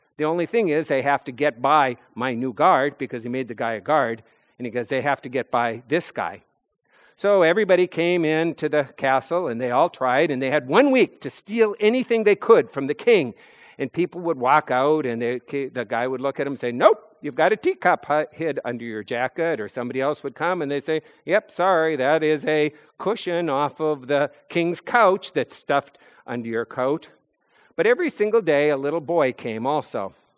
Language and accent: English; North Dakota, United States; moved away as an adult; now in New England, United States; Growing up in North Dakota